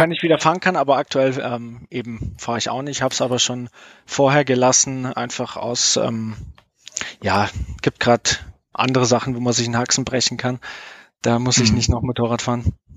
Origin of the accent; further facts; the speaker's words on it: near Munich, Bavaria, Germany; ich bin aus der Nähe von München